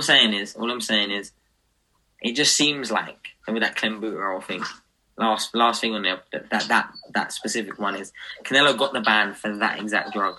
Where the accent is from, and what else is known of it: United Kingdom